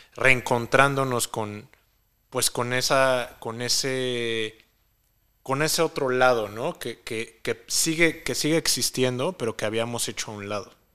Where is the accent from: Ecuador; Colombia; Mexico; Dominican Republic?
Mexico; aquí en México